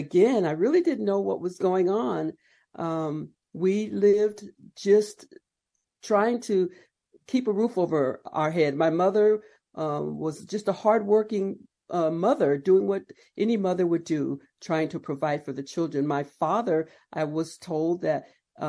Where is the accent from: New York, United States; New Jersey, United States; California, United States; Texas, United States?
California, United States; Palm Springs; I was born and raised there in Palm Springs